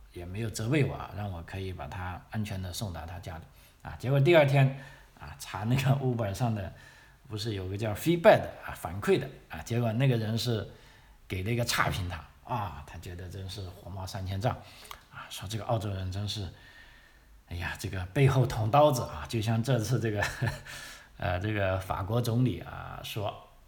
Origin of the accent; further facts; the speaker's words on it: China; moved away as an adult; now in Australia; 我们来自中国的朋友